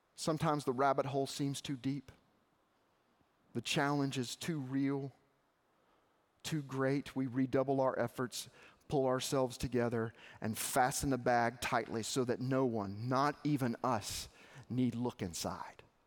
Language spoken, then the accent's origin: English; Arkansas, United States; I grew up in Arkansas.